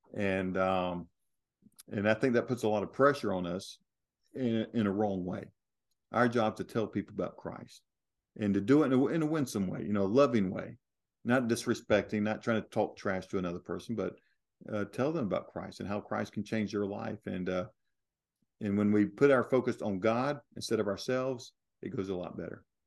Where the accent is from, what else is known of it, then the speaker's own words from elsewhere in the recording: United States; I'm an American